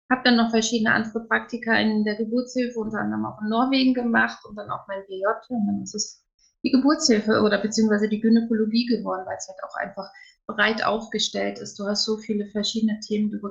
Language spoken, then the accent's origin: German; Wiesbaden, Hesse, Germany; born there; now in Koblenz, Germany; gebürtig komme ich aus Wiesbaden, mittlerweile wohnen wir in Koblenz.